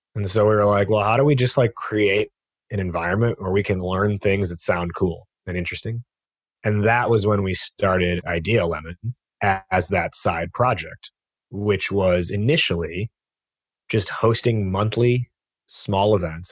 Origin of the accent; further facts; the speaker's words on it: United States; being born and raised in America